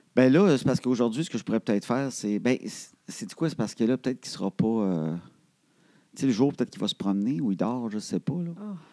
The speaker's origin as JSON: {"language": "French", "town": "Trois-Rivières", "region": "Quebec", "country": "Canada", "said": "je viens de Trois-Rivières"}